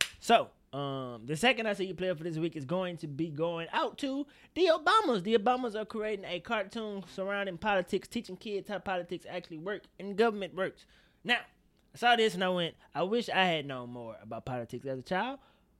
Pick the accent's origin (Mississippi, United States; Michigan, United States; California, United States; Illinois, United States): Mississippi, United States; I'm from Mississippi, Shay.